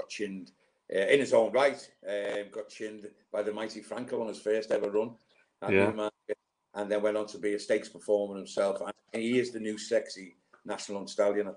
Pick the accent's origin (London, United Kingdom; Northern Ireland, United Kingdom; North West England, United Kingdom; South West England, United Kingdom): North West England, United Kingdom; Liverpool; also born or lived in Newcastle / Portsmouth; now in Newmarket, United Kingdom; growing up in Liverpool in the 70s